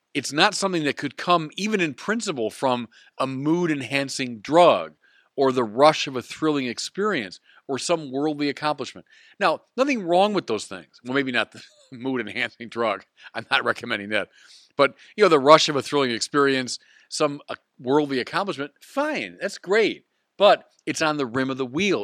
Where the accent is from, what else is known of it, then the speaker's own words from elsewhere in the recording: United States; as an American of Irish descent